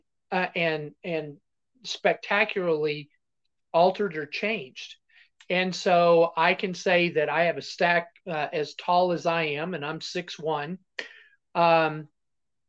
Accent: Texas Panhandle, United States; I was originally born and raised in Texas Panhandle, grew up in Texas

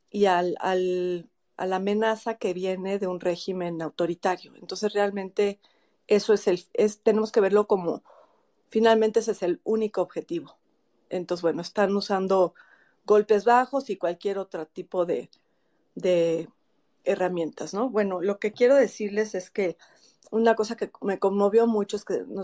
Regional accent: Mexico; La verdad es que sí, finalmente todos somos mexicanos y todos nos estamos viendo afectados por esto.

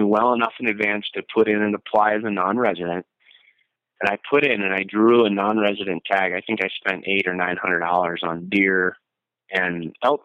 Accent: Blaine, Minnesota, United States; moved away as an adult; now in Bozeman, United States; I moved from Minneapolis, where I grew up, North Minneapolis, in a little suburb called Blaine

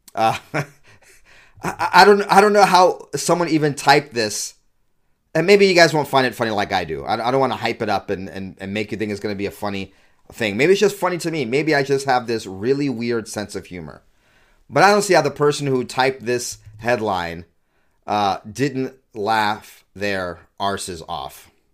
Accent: California, United States; now in Utah, United States; I'm from California, moved to Utah, stopgap before I eventually become a Texan

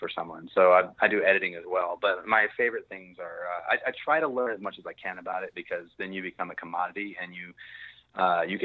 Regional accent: Virginia, United States; moved away as an adult; now in Texas, United States; I grew up in Virginia, and my whole family grew up in Virginia

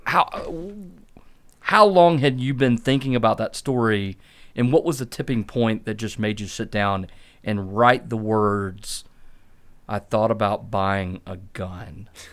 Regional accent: Clemson, South Carolina, United States; moved away; I'm from a little town called Clemson, South Carolina.

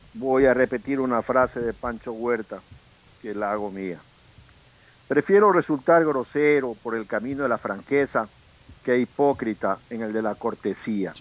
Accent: Manta or Bahía de Caráquez, Manabí, Ecuador; now in Guayaquil, Ecuador; no somos pues guayaquileños, no vimos la luz primera aquí, la vimos Allende al Pacífico. Uno en Manta y otro en Bahía.

